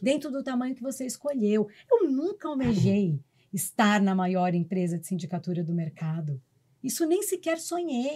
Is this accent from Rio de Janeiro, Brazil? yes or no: no; São Paulo, Brazil; eu sou a única de São Paulo